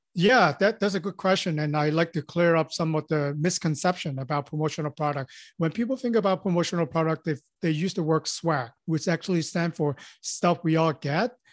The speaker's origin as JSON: {"language": "English", "country": "Hong Kong", "tie": "born or raised there", "also_born_or_lived": "Los Angeles", "moved": "as an adult", "said": "born and raised in Hong Kong, so, and I came to Los Angeles after high school."}